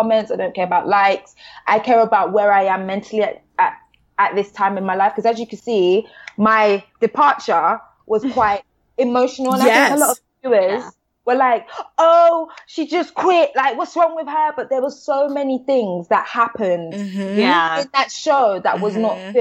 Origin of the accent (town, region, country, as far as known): London, United Kingdom